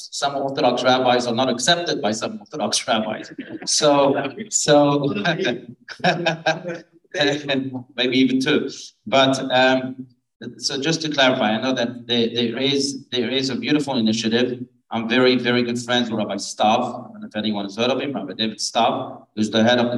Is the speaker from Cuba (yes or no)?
no; France; moved away; I was born in France. I have family in France. And I go back to France from time to time.